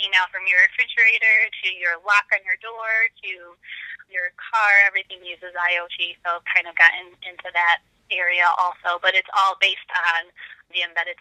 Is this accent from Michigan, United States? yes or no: yes; Michigan, United States; also born or lived in Florida; growing up in Michigan, I actually went to school to college in Florida